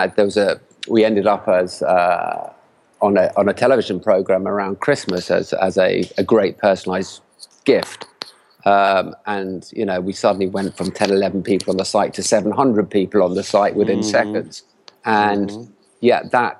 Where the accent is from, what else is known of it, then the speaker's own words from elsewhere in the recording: England, United Kingdom; now in Barcelona, Spain; we have families here, even though we're all from England